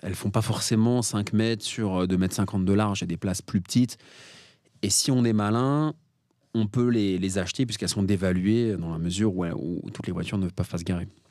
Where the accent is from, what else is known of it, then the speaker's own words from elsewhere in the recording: Paris, Île-de-France, France; je suis parisien